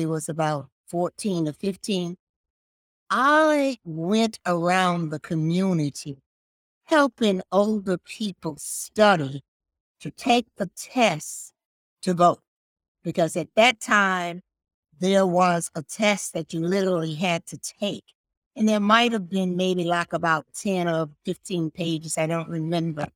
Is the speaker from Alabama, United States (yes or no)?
yes; Birmingham, Alabama, United States; moved away; also born or lived in Knoxville, Tennessee; growing up in Birmingham, Alabama, the segregated South